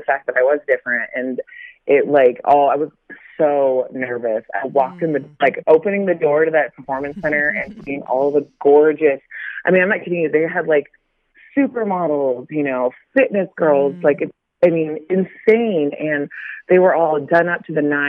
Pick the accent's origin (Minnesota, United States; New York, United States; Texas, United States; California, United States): California, United States; Carlsbad; I am from San Diego, California. There's a little town in, it's called Carlsbad. It's the north part of San Diego. And I grew up there.